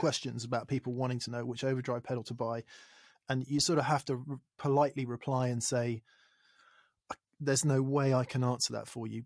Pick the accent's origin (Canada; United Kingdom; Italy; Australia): United Kingdom; England; I'm English